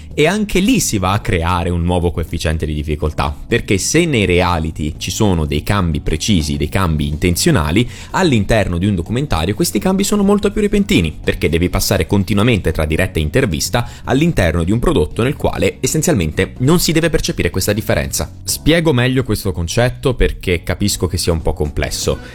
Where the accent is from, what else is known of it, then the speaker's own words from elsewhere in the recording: Bari, Apulia, Italy; dalle parti mie, a Beri